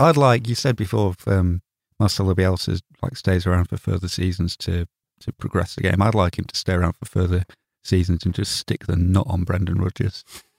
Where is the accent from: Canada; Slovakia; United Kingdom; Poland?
United Kingdom; Well, nobody's going to say that to me because I'm British.